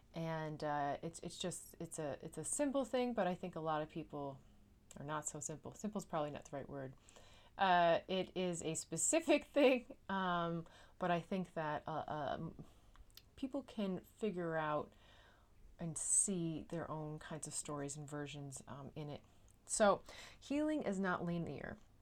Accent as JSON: {"language": "English", "region": "Newfoundland and Labrador", "country": "Canada", "moved": "yes", "lives_now": "Netherlands", "said": "am a Newfoundlander and Canadian, and I'm coming to you from a city just south of Amsterdam in the Netherlands"}